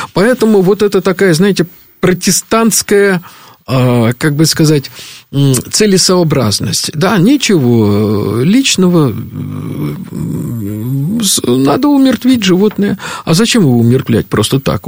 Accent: Moscow, Russia; мы с тобой выросли в Москве

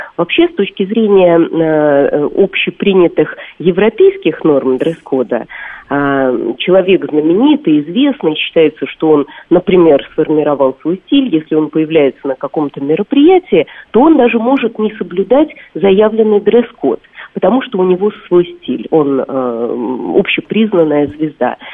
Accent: Russia; как для русской девушки

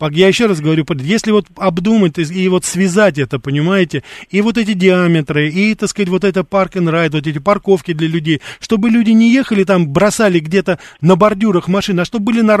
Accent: Moscow, Russia; Я сам, я сам москвич корену, Я понимаю прекрасно, что ну, людей не выселишь, допустим. Но я как раз вот и сейчас живу-то уже не в Москве, потому что в Москве мне сложно это делать.

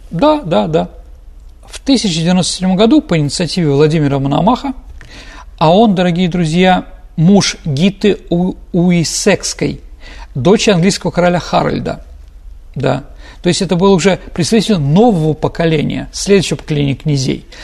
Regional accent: Saint Petersburg, Russia; как петербуржец, как ученик исторического факультета

